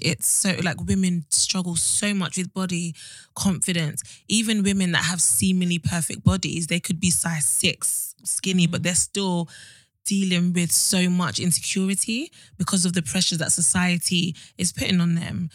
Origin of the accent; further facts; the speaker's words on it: Nigeria; I'm Nigerian